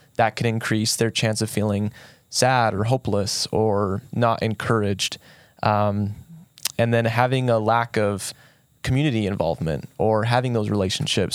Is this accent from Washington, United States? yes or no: no; St. George, Utah, United States; I was born and raised here in Saint George